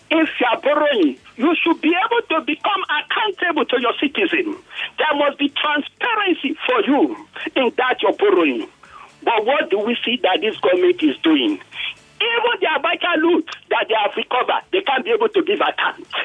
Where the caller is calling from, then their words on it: Ibafo, Ogun State, Nigeria; I'm calling from Ogun State, Ibafo.